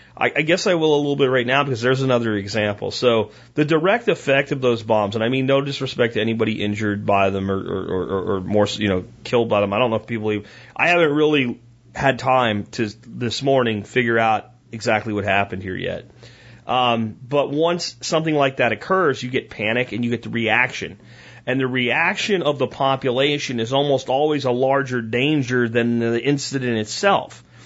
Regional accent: Pennsylvania, United States; also born or lived in Florida; now in Texas, United States; I grew up in Pennsylvania, in a little coal town that I grew up in, and we had our little malls like in Pottsville and Frackville

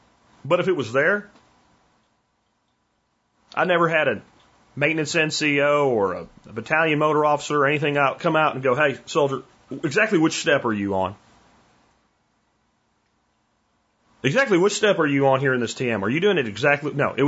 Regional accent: California, United States; I'm from California. How the hell do I know how to talk to somebody in rural Texas?

